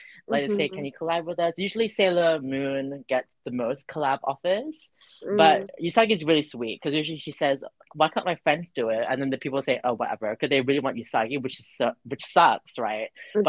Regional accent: Dubai, United Arab Emirates; I'm Jubanese. I'm from Dubai.

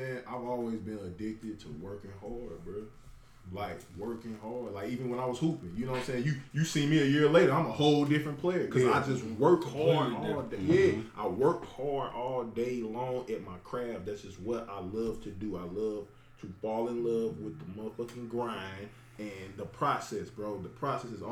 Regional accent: St. Louis, Missouri, United States; I wanted to be in my hometown for the pandemic

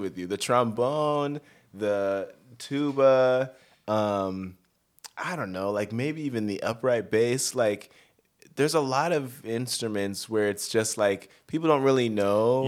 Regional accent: Denver, Colorado, United States; moved away as an adult; also born or lived in Northern California; now in Los Angeles, United States; I grew up in Denver.

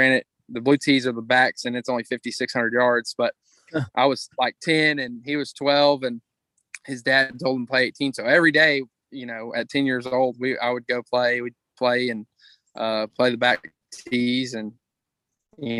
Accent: Crockett, Texas, United States; I'm from Crockett, and we have a little 9-hole course just out of town

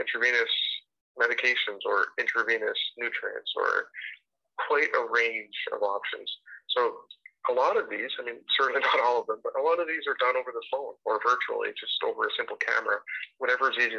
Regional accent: Edmonton, Alberta, Canada; also born or lived in Greater Vancouver; now in Vancouver, Canada; I grew up in Edmonton, Alberta

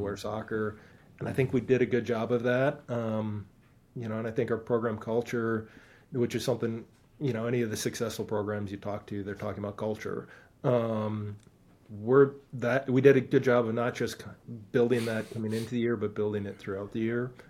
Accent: Stevens Point, Wisconsin, United States; moved away; I grew up in Stevens Point, Wisconsin.

